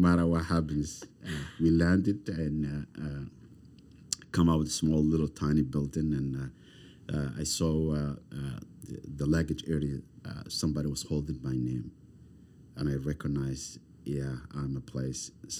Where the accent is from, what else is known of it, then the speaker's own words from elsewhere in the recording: Somalia; English is a second language; moved away as an adult; also born or lived in refugee camp; now in Halifax, Canada; I come from Somalia. I come from Africa.